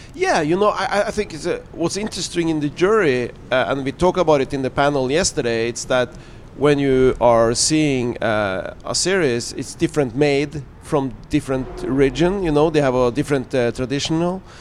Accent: Norway; I'm talking out from Norway

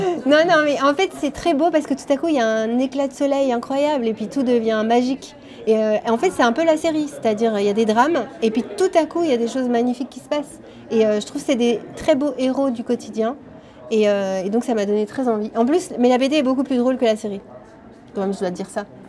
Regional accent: Switzerland; nous on est suisse

